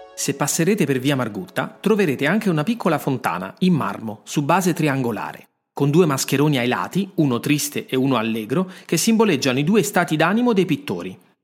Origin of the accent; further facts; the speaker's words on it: Rome, Lazio, Italy; sono nato a Roma. Ci sono moltissime storie che vivono nelle strade della mia città